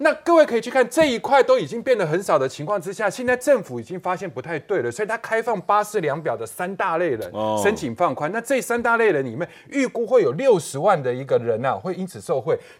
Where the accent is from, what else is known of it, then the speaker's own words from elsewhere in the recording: Indonesia; now in Taiwan; 然后我现在早上我这个地方去汇，我的老家两个小时之后就可以在印尼把钱拿出来了。